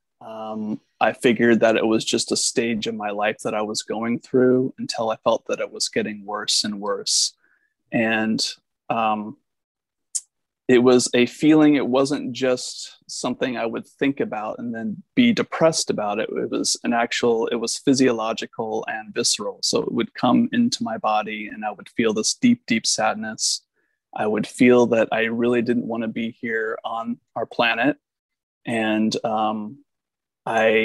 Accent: Washington, United States; moved away as an adult; also born or lived in Arcata, California; I grew up in Washington State

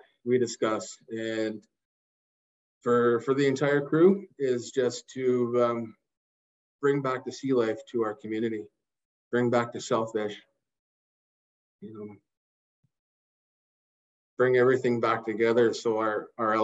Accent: Lekwungen territory, British Columbia, Canada; growing up in the Lekwungen territory, I spent majority of my time with my cousins on Craig Flower Bridge fishing for herrings

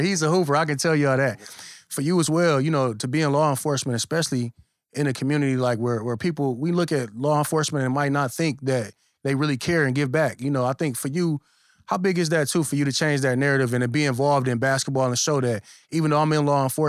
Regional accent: Flint, Michigan, United States; I grew up in the Fifth Ward of Flint Avenue B

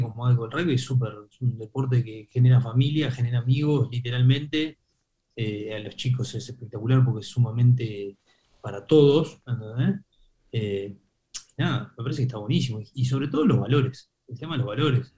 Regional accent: Uruguay; en Uruguay, viste, que estamos acostumbrados a la vida sana

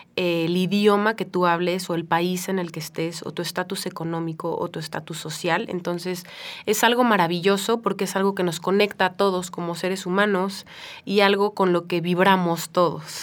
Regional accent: Mexico; como mexicana

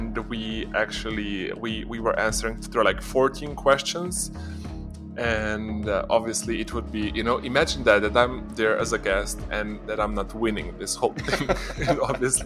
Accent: Ljubljana, Slovenia; in my hometown

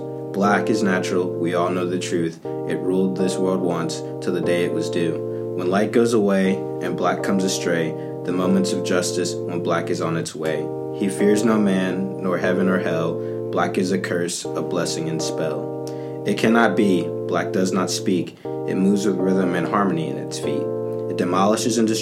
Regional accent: Charlotte, North Carolina, United States; also born or lived in Cleveland, Ohio; now in South Carolina, United States; when I was two, we moved down to Charlotte, North Carolina. And I lived there pretty much my whole life between Charlotte and South Carolina

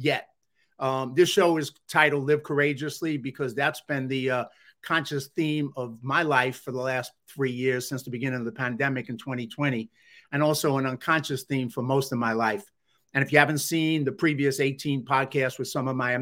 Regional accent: New York City, New York, United States; moved away as an adult; now in Los Angeles, United States; I grew up in the South Bronx, New York City, and dropped out of high school at the age of 15

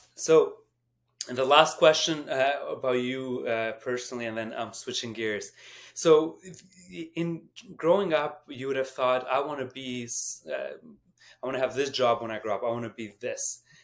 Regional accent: Canada; as Canadian

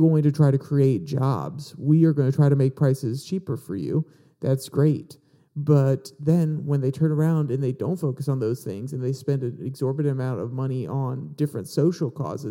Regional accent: United States; as American people

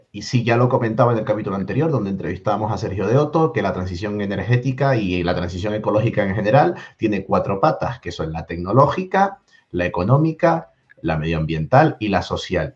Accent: Tenerife, Canary Islands, Spain; moved away; Yo me vuelvo a mi tierra, a Tenerife, a descansar

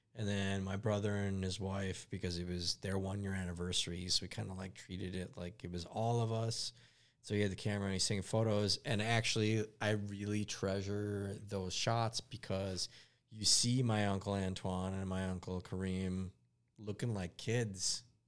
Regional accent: United States; I'm an American-born Lebanese boy

